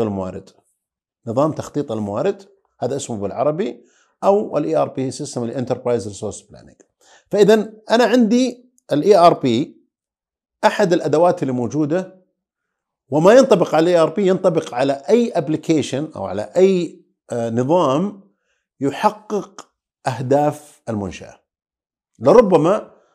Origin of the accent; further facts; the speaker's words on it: Saudi Arabia; عندنا في السعوديه